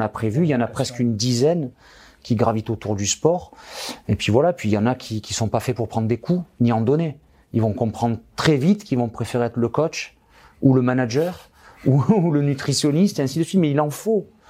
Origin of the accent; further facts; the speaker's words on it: France; ici, chez nous, en France